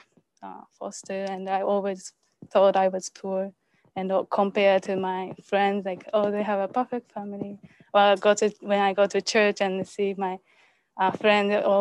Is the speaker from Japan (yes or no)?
yes; Japan; I'm from Japan.